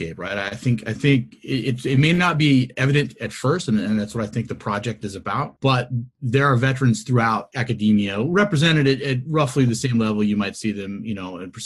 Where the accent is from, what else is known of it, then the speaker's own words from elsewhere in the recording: Washington, United States; I was born and raised out in Washington State, so I'm a Pacific Northwest guy at my core